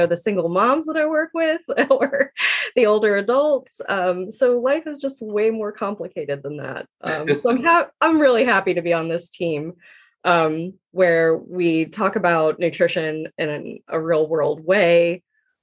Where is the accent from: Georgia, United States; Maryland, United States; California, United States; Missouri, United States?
Georgia, United States; I am from Georgia. My parents planted me here at birth, and I call myself an adopted Southerner because I just have always been in Georgia